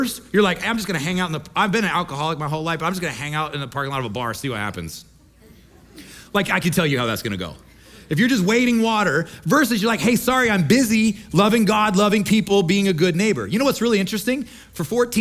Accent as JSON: {"language": "English", "region": "Midwest", "country": "United States", "tie": "born or raised there", "moved": "as an adult", "said": "I grew up in the Midwest, we like to fish."}